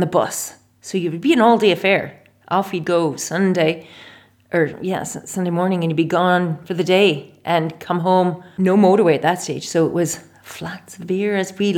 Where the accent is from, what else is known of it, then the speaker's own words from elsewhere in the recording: Saskatoon, Saskatchewan, Canada; moved away as an adult; now in Ireland; I was born and bred in Saskatoon, Saskatchewan